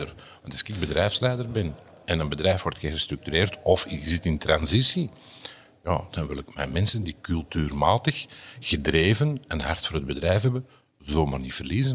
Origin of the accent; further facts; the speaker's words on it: Antwerp, Flanders, Belgium; Bij ons in Antwerpen